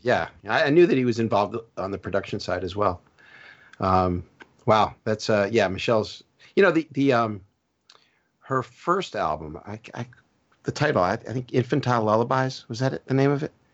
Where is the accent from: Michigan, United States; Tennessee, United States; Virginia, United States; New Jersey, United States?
New Jersey, United States; moved away; also born or lived in South Florida; I grew up in New Jersey and then I moved to South Florida.